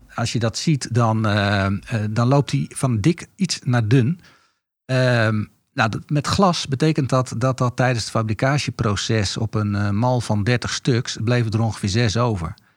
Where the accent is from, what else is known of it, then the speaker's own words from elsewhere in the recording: Netherlands; We zijn Nederlanders, er zitten Italiaanse invloeden in.